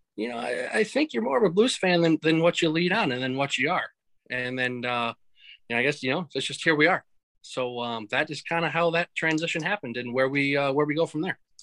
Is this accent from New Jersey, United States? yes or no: no; Mankato, Minnesota, United States; growing up in Mankato